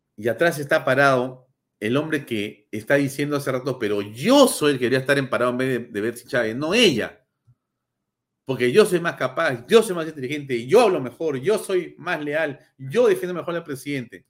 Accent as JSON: {"language": "Spanish", "country": "Peru", "said": "como peruano, como ciudadano del mundo y como ciudadano de, de, de, de, del Perú"}